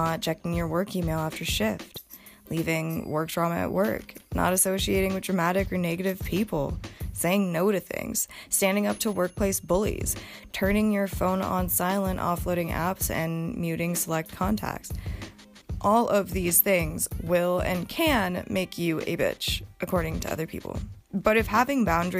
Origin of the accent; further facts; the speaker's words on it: Montana, United States; I grew up in Montana with generations of hardworking people on both sides of my bloodline.